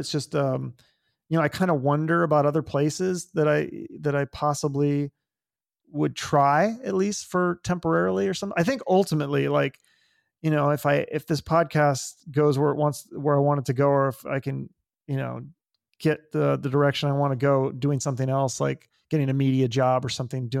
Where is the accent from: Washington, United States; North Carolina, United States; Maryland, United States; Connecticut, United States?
Washington, United States; Issaquah; moved away as an adult; now in Phoenix, United States; I did grow up there. Yeah. I grew up in Issaquah.